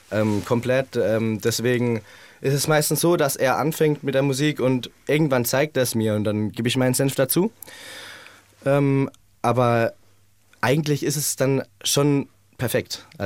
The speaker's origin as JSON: {"language": "German", "town": "Heidelberg", "region": "Baden-Württemberg", "country": "Germany", "said": "Ähm, wir kommen aus Heidelberg."}